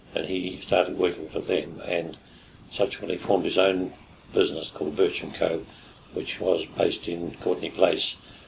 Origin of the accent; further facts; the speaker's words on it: Eastbourne, Wellington, New Zealand; born there; Yes, I was born in Eastbourne.